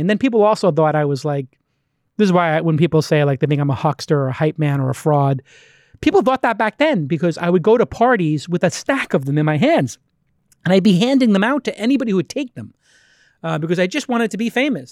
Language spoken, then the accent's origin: English; New York City, New York, United States; I'm from Bay Ridge, which is literally the last stop on the tran-, on the train